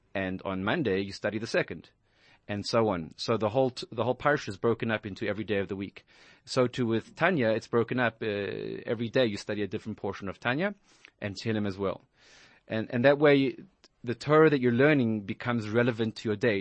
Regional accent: Johannesburg, Gauteng, South Africa; moved away as an adult; also born or lived in Israel; now in New York, United States; I grew up in Johannesburg, South Africa

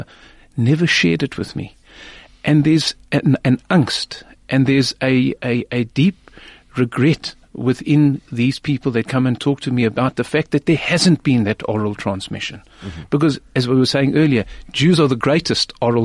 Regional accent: South Africa; I'm from South Africa

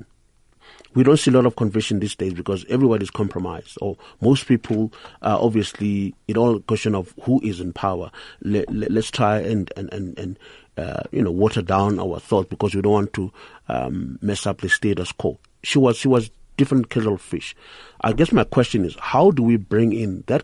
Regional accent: Thokoza, Gauteng, South Africa; I'm from Togoza

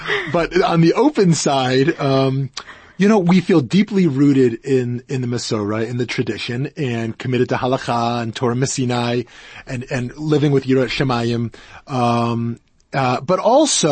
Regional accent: Canada; now in United States; I'm Canadian born, but United States

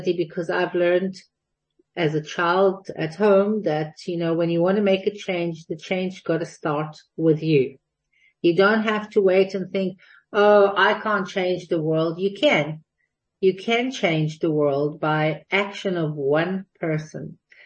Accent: Jerusalem, Jerusalem District, Israel; moved away as an adult; now in Cape Town, South Africa; I was born and raised in Jerusalem.

